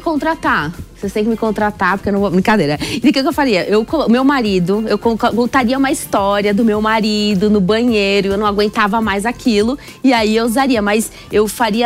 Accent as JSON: {"language": "Portuguese", "region": "São Paulo", "country": "Brazil", "said": "eu sou de São Paulo"}